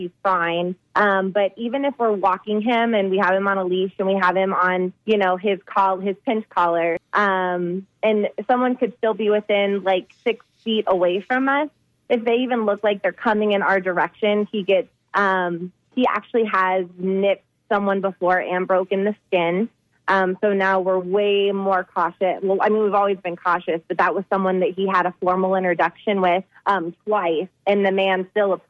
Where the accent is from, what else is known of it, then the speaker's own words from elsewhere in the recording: Lutz, Florida, United States; now in Arizona, United States; I'm actually from Lutz, Florida